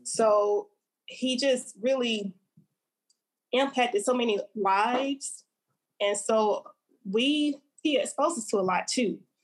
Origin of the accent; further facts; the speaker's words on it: Montgomery, Alabama, United States; I'm from Montgomery, Alabama, mm-hmm. born and raised, um, proudly